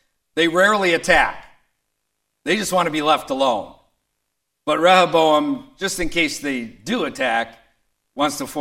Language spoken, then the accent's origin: English; Detroit, Michigan, United States; I grew up amongst leftists in Detroit